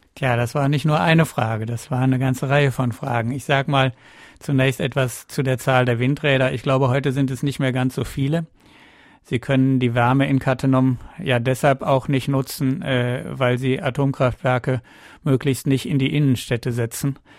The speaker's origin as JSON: {"language": "German", "region": "Northern Germany", "country": "Germany", "said": "Ich komme aus Norddeutschland"}